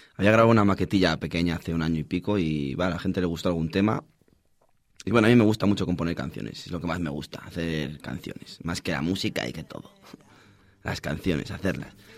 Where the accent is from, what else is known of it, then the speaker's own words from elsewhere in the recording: village on the Porma river, Castile and León, Spain; el río de mi pueblo, el Porma